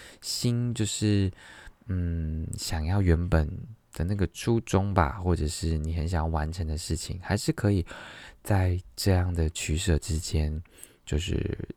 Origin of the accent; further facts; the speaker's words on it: Tainan, Taiwan; also born or lived in Kaohsiung / Qingshui, Taichung; now in Taipei, Taiwan; 对我来说，我来自啊我我同时来自台南高雄，这是我很前期的生活。我中间的生活，我来自台中清水。在后来的生活，你要说我来自吗？我现在我现在在台北，这样。